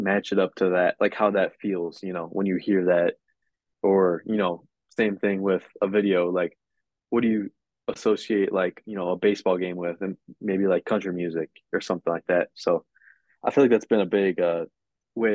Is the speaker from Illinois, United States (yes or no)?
yes; Chicago, Illinois, United States; I'm from Chicago area